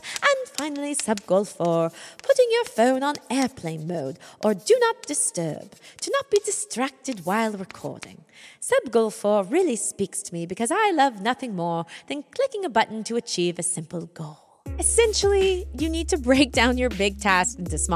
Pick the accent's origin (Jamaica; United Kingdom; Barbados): United Kingdom; accent: British; my horrible British accent